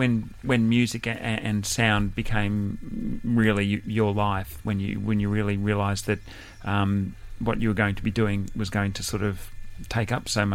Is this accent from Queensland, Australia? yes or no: no; Sydney, New South Wales, Australia; my hometown suburb of Camperdown